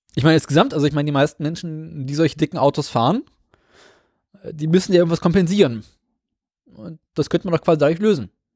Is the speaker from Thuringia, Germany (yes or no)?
no; Berlin, Germany; bei uns in Berlin